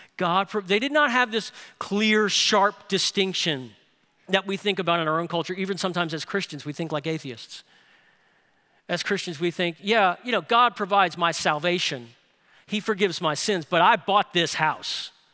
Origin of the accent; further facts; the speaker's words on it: New Orleans, Louisiana, United States; moved away; I grew up in New Orleans.